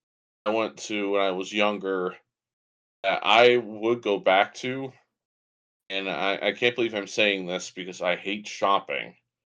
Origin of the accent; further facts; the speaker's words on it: Northeast Ohio, United States; we're from the Northeast Ohio area.